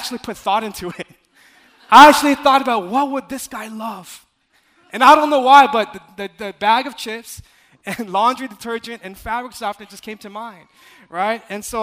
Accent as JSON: {"language": "English", "region": "California", "country": "United States", "said": "I'm from California"}